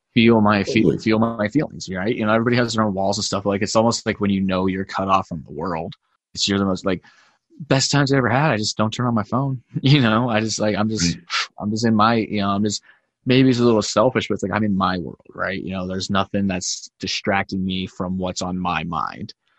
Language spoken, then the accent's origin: English; Glenwood Springs, Colorado, United States; I grew up in Glenwood.